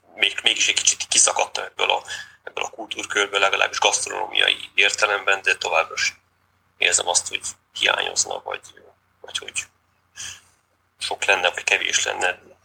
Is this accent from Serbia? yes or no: no; Székely Land, Romania; moved away as an adult; now in Hungary; Én egy székely kultúrkörből származom